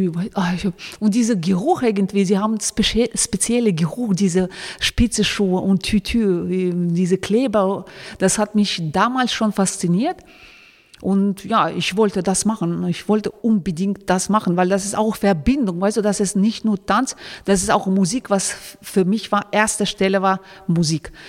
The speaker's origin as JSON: {"language": "German", "town": "Kulob", "region": "Khatlon", "country": "Tajikistan", "tie": "born there", "second_language": "German", "moved": "yes", "said": "Also ich bin äh, in Tadschikistan geboren, das ist eine kleine Stadt Kulab"}